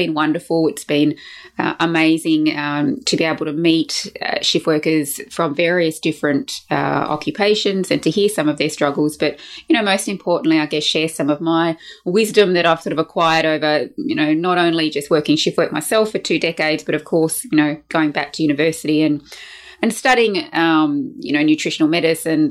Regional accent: Brisbane, Queensland, Australia; here in my hometown of Brisbane in Australia

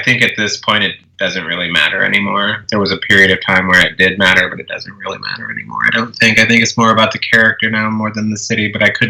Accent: Alabama, United States; now in New Orleans, United States; No, I'm originally from Alabama, but I moved around a lot growing up and as an adult. But I've been in New Orleans longer than I've been anywhere else.

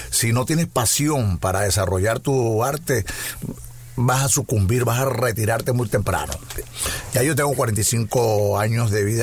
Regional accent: Caracas, Capital District, Venezuela; Yo soy caraqueño.

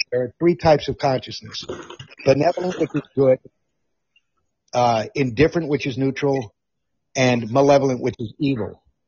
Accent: Amsterdam, North Holland, Netherlands; born or raised there; moved away

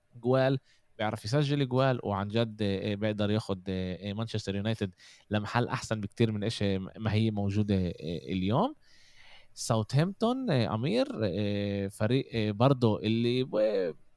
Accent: Jaffa, Tel Aviv District, Israel; احنا عندنا بيافا

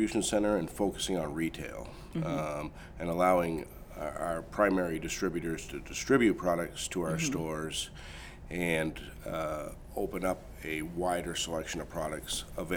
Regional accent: Vermont, United States; I grew up in Vermont in a large

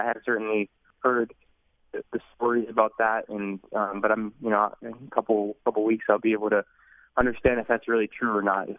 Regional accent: Canada; moved away as an adult; also born or lived in United States; I was from Canada

